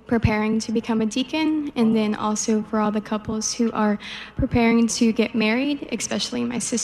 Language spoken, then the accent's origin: English; Texas, United States; I'm from Texas, and I go to university at Texas A&M.